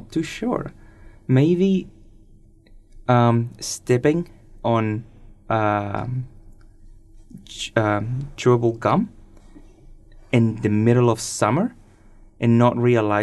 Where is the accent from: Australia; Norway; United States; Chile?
Chile; now in New Zealand; I'm from Chile in South America. And I also run a radio show here in Plains FM.